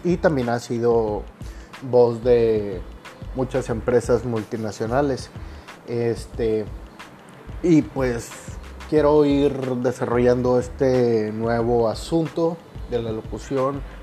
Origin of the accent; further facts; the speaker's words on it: Monterrey, Nuevo León, Mexico; yo soy originario de Monterrey, Nuevo León